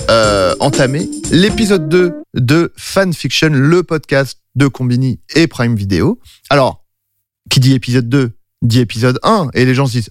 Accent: France; Ça nous faisait marrer parce que voilà, The Boys, on est français, on adore notre pays.

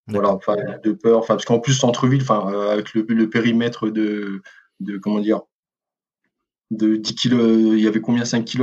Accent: Mulhouse, Grand Est, France; parce que bon, moi, je suis originaire de Mulhouse, hein

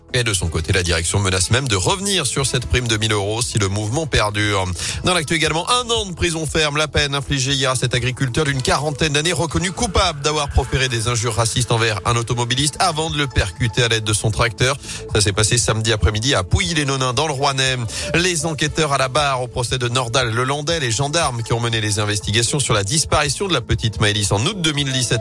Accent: Loire, Auvergne-Rhône-Alpes, France; chez nous, dans la Loire

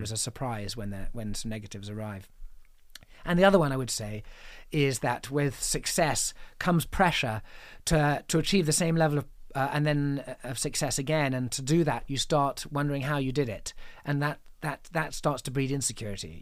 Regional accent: England, United Kingdom; I'm an English man who went to a boarding school, sent to boarding school when I was seven

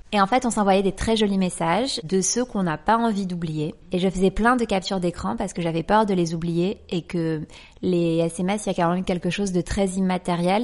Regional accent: Les Martigues area, near Marseille, Provence-Alpes-Côte d'Azur, France; je viens du sud de la France, d'une petite ville qui s'appelle le Marti, qui est à 20 minutes de Marseille.

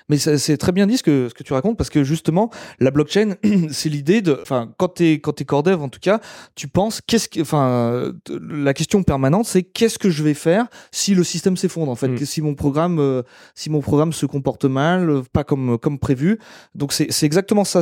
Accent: France; now in Germany; en tant que Français

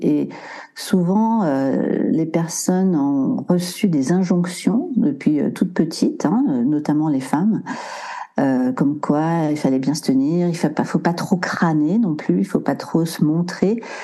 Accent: Maurienne, Auvergne-Rhône-Alpes, France; also born or lived in Briançon; je suis née près de Briançon et j'ai grandi euh, près de la nature, euh, en Maurienne exactement.

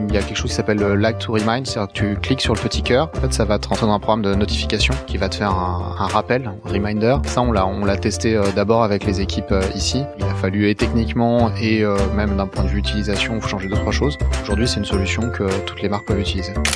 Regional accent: Brittany, France; je suis breton

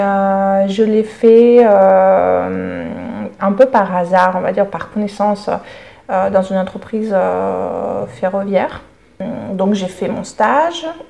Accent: Russia; first language Russian; French is a second language; moved away as an adult; now in Paris, France; Je suis née en Russie et j'ai vécu les 22 premières années en Russie

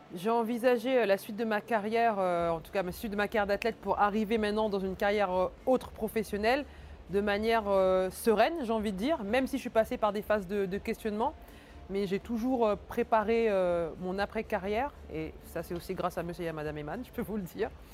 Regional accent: France; also born or lived in Cameroon; né au Cameroun, arrivé en France à deux ans

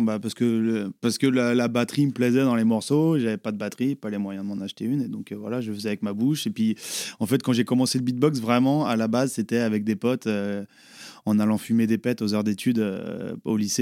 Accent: Les Herbiers, Pays de la Loire, France; aux Herbiers C'est mon bled de chez moi, 8-5

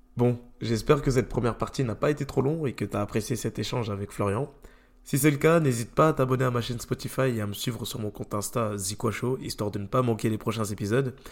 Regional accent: France; j'ai grandi euh, en Europe, en France

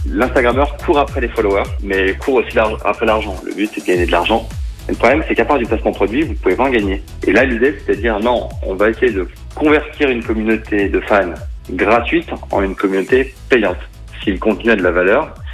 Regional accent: Saint-Étienne, Auvergne-Rhône-Alpes, France; En tant que Stéphanois

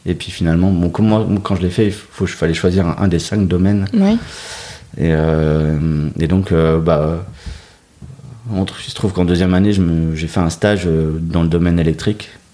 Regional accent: Dunkirk, Hauts-de-France, France; moved away as an adult; also born or lived in Lille metropolitan area; Je suis originaire de Dunkerque. Euh, donc un peu carnavaleux dans l'âme, et puis grandi au bord de la mer.

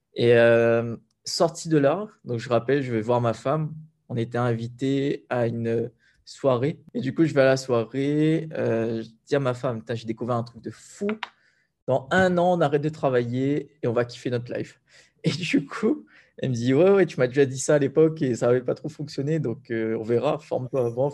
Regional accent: Sainte-Anne, Réunion; moi j'ai grandi principalement à Sainte-Anne

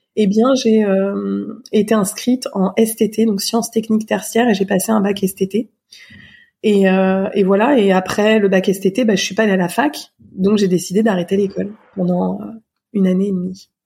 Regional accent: Surgères, Nouvelle-Aquitaine, France; J'ai grandi dans une euh, ville qui s'appelle Surgère, en Charente-Maritime, près de La Rochelle, euh, de 6 ans à 19 ans

